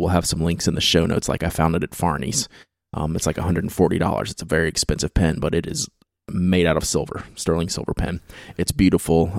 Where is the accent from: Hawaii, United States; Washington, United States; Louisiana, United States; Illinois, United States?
Louisiana, United States; Baton Rouge; I was born and raised in Baton Rouge, Louisiana